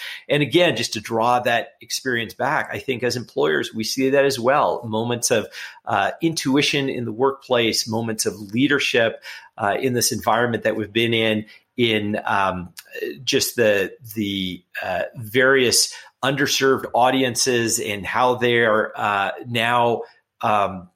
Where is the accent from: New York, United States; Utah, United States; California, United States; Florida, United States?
California, United States; Los Angeles; I grew up in Los Angeles in a pretty urban setting